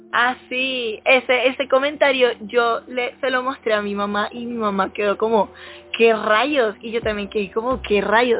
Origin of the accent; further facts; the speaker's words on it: Panama; por ser panameña